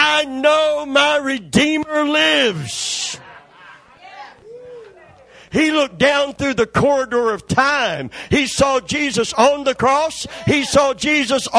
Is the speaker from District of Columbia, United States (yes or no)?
no; Kentucky, United States; I'm from Kentucky